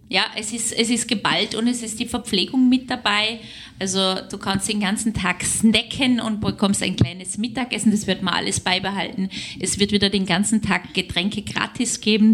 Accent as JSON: {"language": "German", "region": "Southern Germany", "country": "Germany", "moved": "as an adult", "lives_now": "Linz, Austria", "said": "ich bin ja Süddeutsche"}